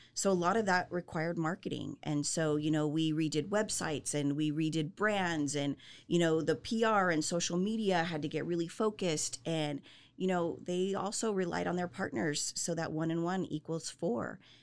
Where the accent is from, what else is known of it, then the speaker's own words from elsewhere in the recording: Southern California, United States; moved away as an adult; also born or lived in Salt Lake City, Utah; now in Central Texas, United States; born and raised in Southern California